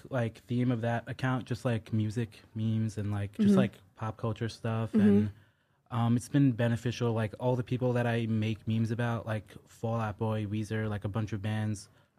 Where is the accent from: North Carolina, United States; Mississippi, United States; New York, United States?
New York, United States; New York City; I grew up in Brooklyn.